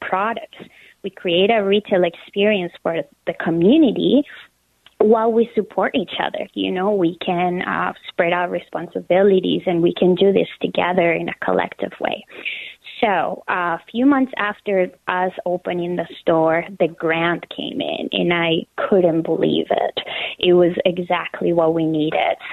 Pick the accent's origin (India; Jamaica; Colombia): Colombia; moved away as an adult; also born or lived in United States; now in Minneapolis, United States; I am originally from Colombia. I was born and raised there, and I moved to the United States 12 years ago.